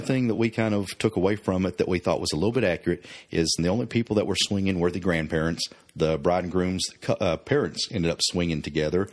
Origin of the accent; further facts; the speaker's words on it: Oklahoma, United States; We're both from Oklahoma. I grew up a little more country and rural than you did